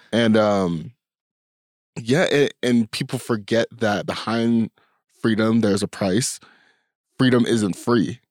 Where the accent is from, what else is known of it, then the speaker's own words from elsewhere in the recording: United States; I'm born in America, in the time that I was, in the place that I was